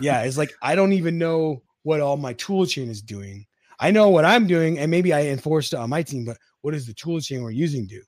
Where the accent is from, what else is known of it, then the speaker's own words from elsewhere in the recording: Utah, United States; I'm from Utah